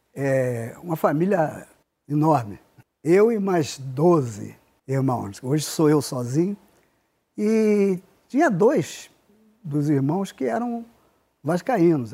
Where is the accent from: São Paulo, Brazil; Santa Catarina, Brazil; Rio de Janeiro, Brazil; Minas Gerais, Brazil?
Rio de Janeiro, Brazil; nasci no Irajá e me criei no Irajá, só saí é, com 26 anos